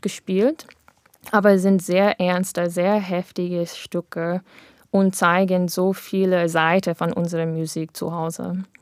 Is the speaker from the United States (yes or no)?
yes; United States; German is a second language; moved away as an adult; now in Germany; wir wir sind beide dort in Amerika aufgewachsen, aber ich bin vor sechs äh, Jahren nach Deutschland umgezogen